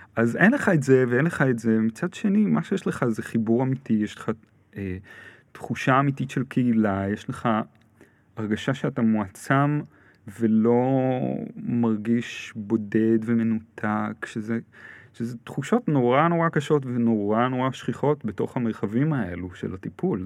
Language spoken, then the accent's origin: Hebrew; Ra'anana, Central District, Israel; גרתי ברעננה, גדלתי ברעננה